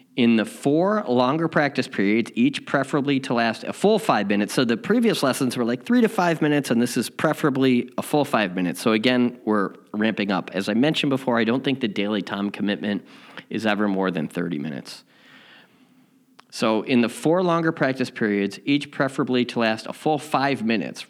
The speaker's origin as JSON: {"language": "English", "town": "Chicago", "region": "Illinois", "country": "United States", "moved": "yes", "lives_now": "Southern California, United States", "said": "I'm from Chicago and I also live in Southern California"}